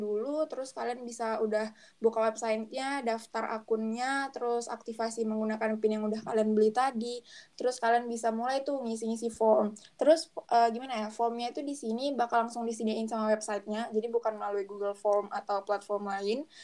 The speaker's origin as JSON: {"language": "Indonesian", "town": "Batam", "region": "Riau Islands", "country": "Indonesia", "said": "aku kan dari Batam"}